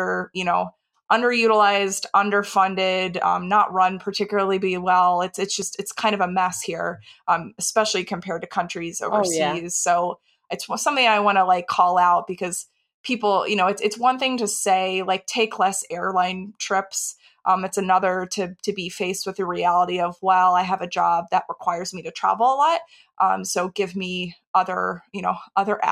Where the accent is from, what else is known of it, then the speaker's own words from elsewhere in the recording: Texas, United States; moved away as an adult; also born or lived in Dallas / Austin / New York / Washington, D.C.; I grew up in Texas where everyone has a car